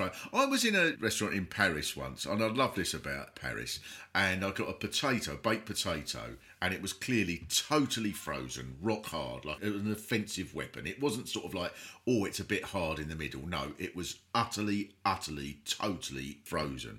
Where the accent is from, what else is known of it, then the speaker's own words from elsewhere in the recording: Kent, South East England, United Kingdom; growing up in Kent